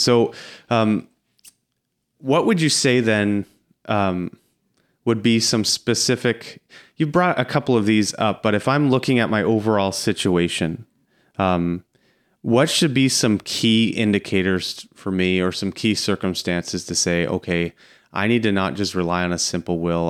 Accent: near Strathroy, Ontario, Canada; I grew up out near Strathroy

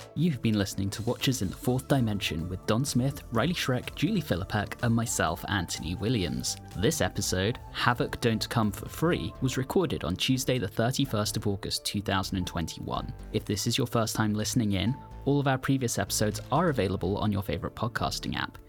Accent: United Kingdom; moved away; my home country

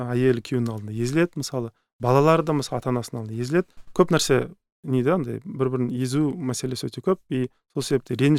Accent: Kazakhstan; біз қазақ халқының мысалы ыыы қырсық деген мінезі бар

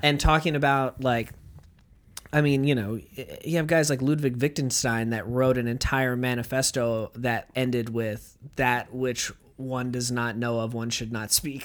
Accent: United States; As an American

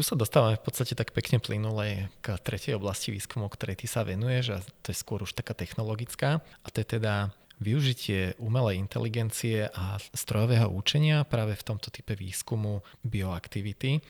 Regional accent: Liptov, Žilina Region, Slovakia; moved away; ja som z Liptova, teda strávil som väčšinu času vo Veľkej Fatre, respektíve Nízkych Tatrách

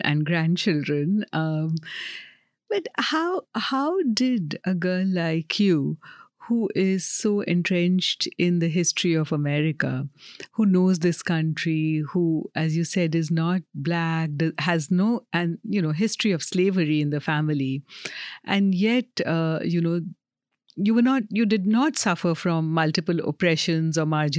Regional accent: Kolkata, West Bengal, India; I'm from Calcutta

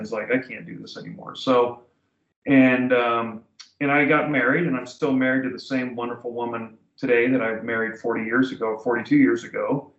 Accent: Florida, United States; Well, I grew up in Florida in the 60s.

